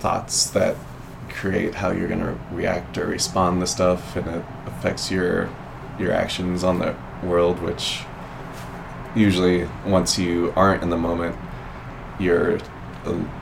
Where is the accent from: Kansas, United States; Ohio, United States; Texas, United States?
Kansas, United States; I'm from Kansas